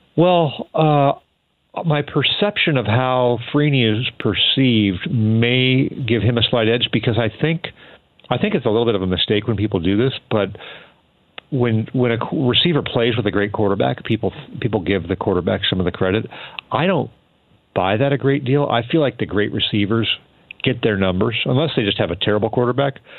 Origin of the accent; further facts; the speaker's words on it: Sacramento, California, United States; moved away as an adult; also born or lived in Washington State; now in Washington, United States; I grew up in Sacramento